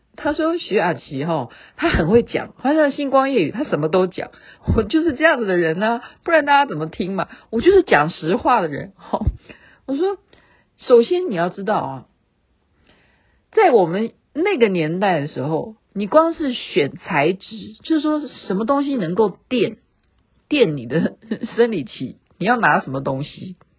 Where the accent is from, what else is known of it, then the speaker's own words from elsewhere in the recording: Taiwan; 我们台湾人比较怕染疫